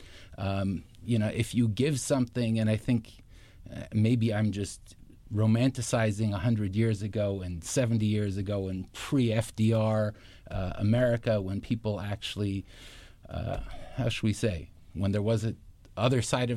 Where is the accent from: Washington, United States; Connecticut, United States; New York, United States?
Connecticut, United States; Stamford; moved away as an adult; also born or lived in Israel / Bridgeport, Connecticut; I grew up in Stamford